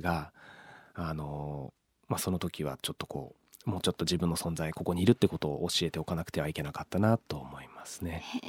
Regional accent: Tokyo, Japan; 僕は東京で育って

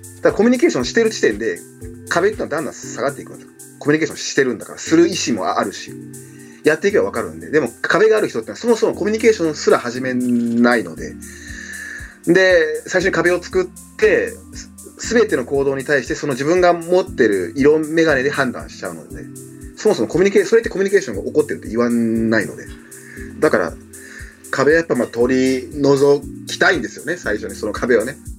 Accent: Himeji, Hyogo, Japan; born or raised there; also born or lived in Cameroon

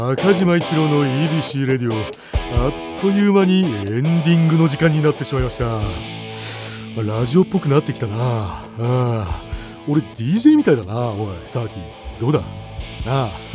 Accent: Gunma, Japan; 群馬県です

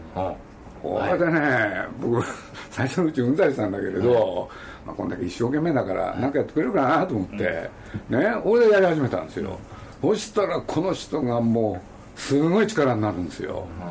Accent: Nagoya, Aichi, Japan; moved away; 僕のふるさとでもあるんですけれど

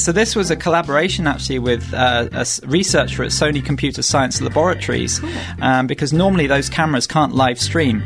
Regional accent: United Kingdom; moved away as an adult; now in Japan; go back to the UK

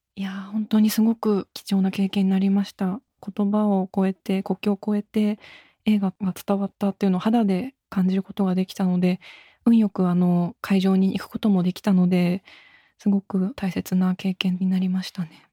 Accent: Japan; 私も本当日本で生まれ育ったので

